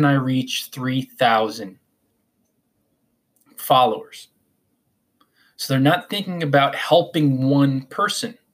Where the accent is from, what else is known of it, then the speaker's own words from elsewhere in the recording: Northern New Jersey, United States; I am from Northern New Jersey, so I say Quora